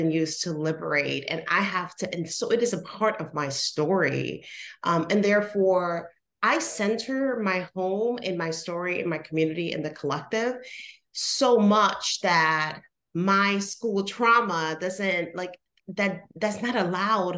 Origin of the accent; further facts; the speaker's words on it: Puerto Rico; moved away; I'm originally from Puerto Rico.